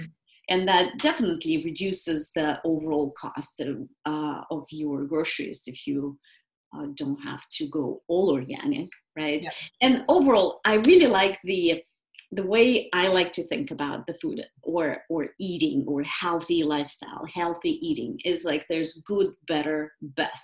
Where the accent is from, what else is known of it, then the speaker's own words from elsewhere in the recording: Moscow, Russia; moved away; I'm originally from Russia, from Moscow, and I grew up really with a very strong orientation toward natural health